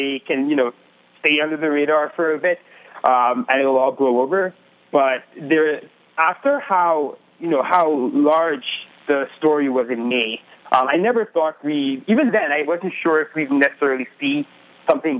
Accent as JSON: {"language": "English", "country": "Trinidad & Tobago", "tie": "born or raised there", "said": "I grew up in the Caribbean"}